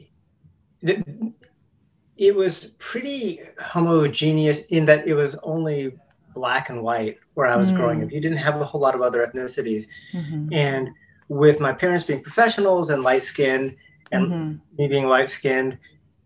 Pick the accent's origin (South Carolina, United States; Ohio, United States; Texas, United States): South Carolina, United States; I was born in South Carolina, and they just ended up never moving back. Mm-hmm. We lived in a small rural town